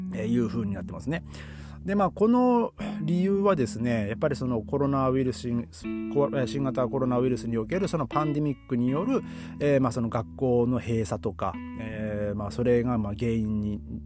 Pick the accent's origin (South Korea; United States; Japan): Japan; now in Germany